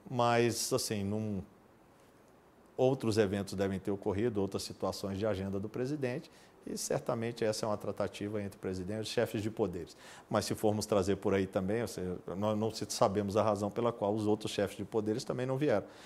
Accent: Brazil; Talvez um grande sonho como brasileiro é que toda a pátria, os mais de 200 milhões de brasileiros, realmente saiam às ruas todos os anos

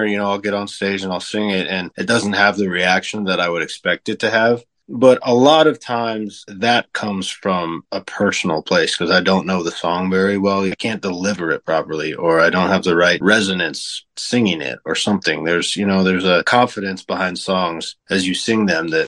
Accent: Sisters, Oregon, United States; now in Nashville, United States; I grew up in Oregon and Sisters

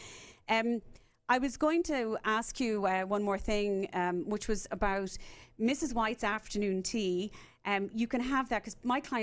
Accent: Cork, Munster, Ireland; now in Dallas, United States; I'm a Cork woman

